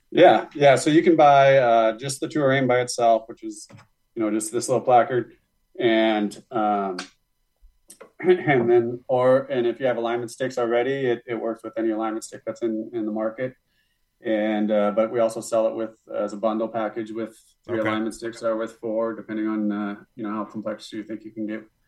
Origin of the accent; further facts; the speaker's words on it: Montana, United States; also born or lived in Denison, Texas; now in Carlsbad, United States; I'm from Montana